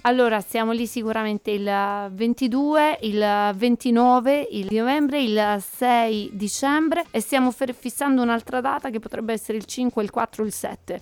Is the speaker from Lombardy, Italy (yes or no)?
no; Calabria, Italy; la Calabria, la mia terra